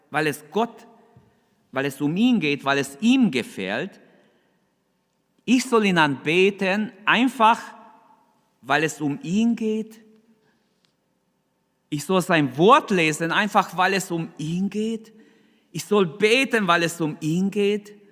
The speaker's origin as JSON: {"language": "German", "country": "Germany", "said": "Wir als Deutsche, wir denken ganz anders."}